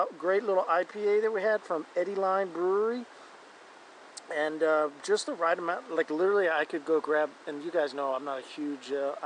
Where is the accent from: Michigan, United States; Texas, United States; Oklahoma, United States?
Oklahoma, United States; we're from Oklahoma